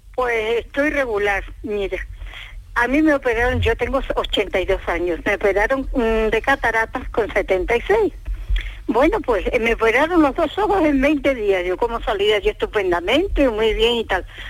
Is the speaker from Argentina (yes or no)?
no; Extremadura, Spain; now in Huelva, Spain; Yo soy extremeña